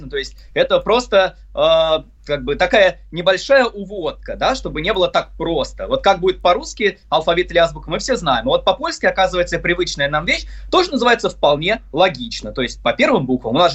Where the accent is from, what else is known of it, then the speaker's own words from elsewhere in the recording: Volgograd, Volgograd Oblast, Russia; also born or lived in Saint Petersburg; В Санкт-Петербурге я родился, а в Волгограде я вырос, поэтому оба эти города для меня очень близки.